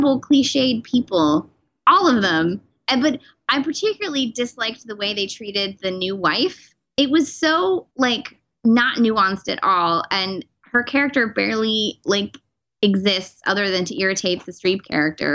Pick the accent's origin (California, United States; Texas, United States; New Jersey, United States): California, United States; me being a Californian